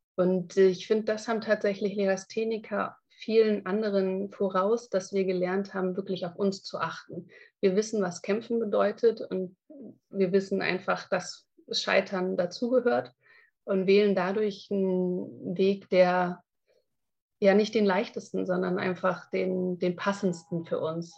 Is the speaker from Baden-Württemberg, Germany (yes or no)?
no; Frankfurt, Hesse, Germany; moved away as an adult; also born or lived in Hamburg; ich bin in Frankfurt aufgewachsen und bin mhm. dann nach Hamburg gezogen